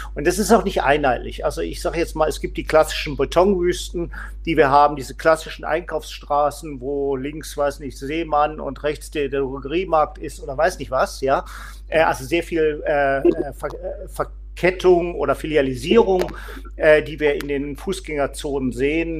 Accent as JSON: {"language": "German", "town": "Solingen", "region": "North Rhine-Westphalia", "country": "Germany", "tie": "born or raised there", "said": "bin stellvertretender Leiter des Beirats nachhaltiger Kommunen in meiner Heimatstadt Solingen"}